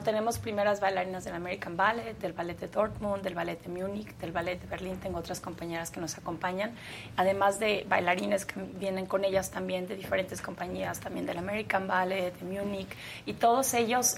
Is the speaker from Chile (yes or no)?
no; Mexico; en mi país